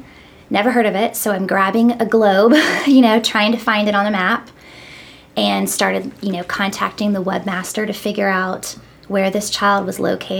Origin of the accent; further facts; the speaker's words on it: Missouri, United States; moved away as an adult; also born or lived in New England; now in Nashville, United States; Spent some time up in the New England area when I was younger, but for the most part, I was raised in Missouri.